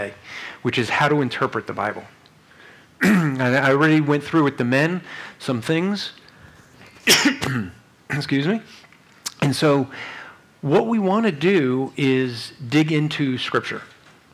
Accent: New Jersey, United States; I'm from Jersey

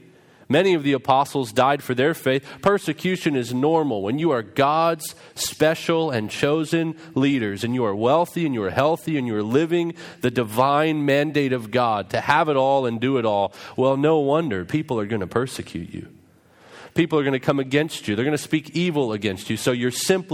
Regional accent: Vancouver, British Columbia, Canada; also born or lived in Orlando, Florida; Growing up as a hen, for me involved living up in Vancouver, British Columbia

